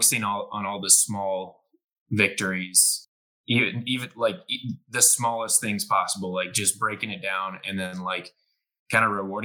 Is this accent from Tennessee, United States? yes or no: no; Houston, Texas, United States; I was born in Houston and I moved around a little bit, but I've been in the Houston area basically besides college since fifth grade